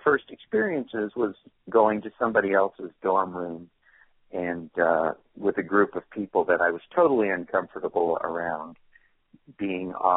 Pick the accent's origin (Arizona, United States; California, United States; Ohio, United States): California, United States; moved away as an adult; also born or lived in Oregon; I'm from California. I went away to college in Oregon